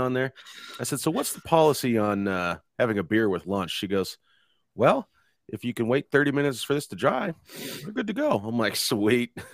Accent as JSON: {"language": "English", "country": "United States", "said": "as American citizens"}